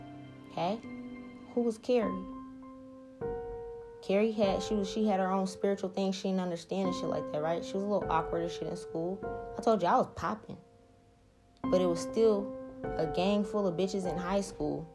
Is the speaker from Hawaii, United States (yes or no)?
no; New Orleans, Louisiana, United States; now in Seattle, United States; I'm from New Orleans.